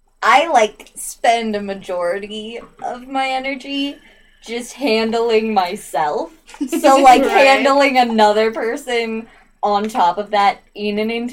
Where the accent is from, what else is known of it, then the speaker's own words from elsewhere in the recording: Utah, United States; accent: Utah accent; none of us have an accent. We're from Utah.